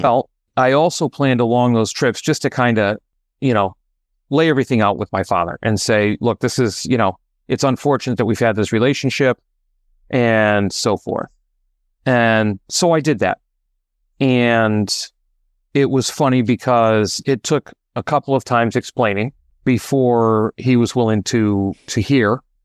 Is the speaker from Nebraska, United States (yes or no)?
no; Connecticut, United States; moved away as an adult; also born or lived in Oregon; now in Massachusetts, United States; I am originally from Oregon, and I now reside in Massachusetts by way of Connecticut.